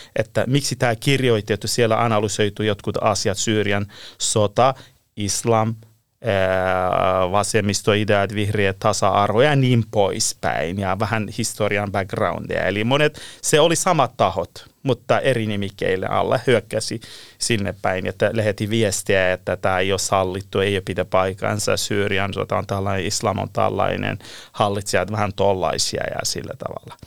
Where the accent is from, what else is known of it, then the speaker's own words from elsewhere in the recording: Iran; Finnish is a second language; moved away as an adult; now in Helsinki, Finland; mä olen Lähi-idästä kotoisin, alun perin Iranista